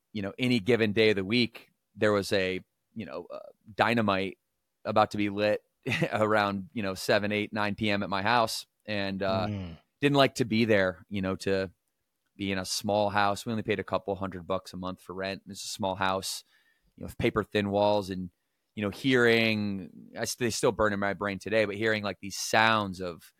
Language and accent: English; Battle Creek, Michigan, United States; Growing up in Battle Creek, Michigan, I come from a very chaotic, toxic environment.